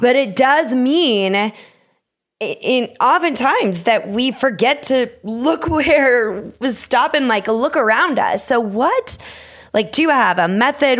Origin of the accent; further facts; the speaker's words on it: Minnesota, United States; I'm from Minnesota too